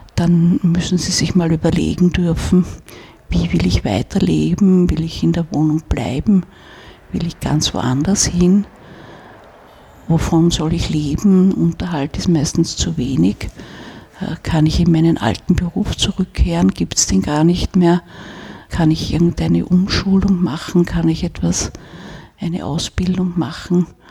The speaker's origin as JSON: {"language": "German", "region": "Vienna", "country": "Austria", "tie": "born or raised there", "said": "wenn man in Wien aufwächst"}